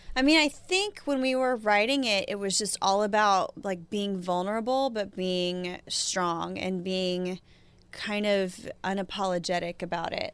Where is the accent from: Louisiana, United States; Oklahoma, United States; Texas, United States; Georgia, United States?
Oklahoma, United States; moved away; my home growing up in Shakota and, you know, my parents' house